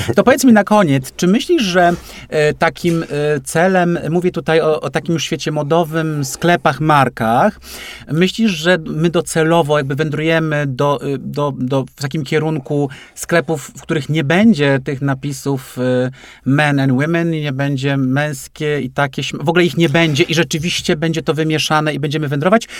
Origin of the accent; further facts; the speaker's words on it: Poland; also born or lived in Łódź; żyjący tu, gdzie, gdzie żyję i tu się urodziłem, w takim kraju